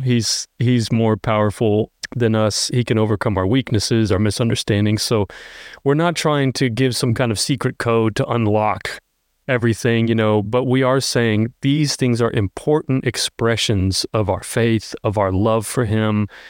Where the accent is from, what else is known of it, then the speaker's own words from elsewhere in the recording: United States; we're so American.